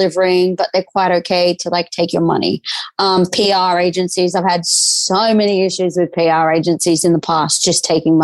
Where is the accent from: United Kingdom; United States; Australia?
Australia; also born or lived in Newcastle; I am Australian